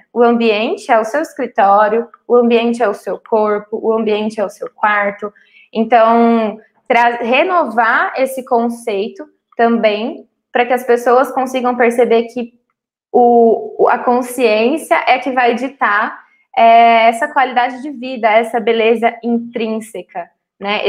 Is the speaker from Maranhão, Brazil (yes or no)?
no; Cuiabá, Mato Grosso, Brazil; Eu nasci em Cuiabá, Mato Grosso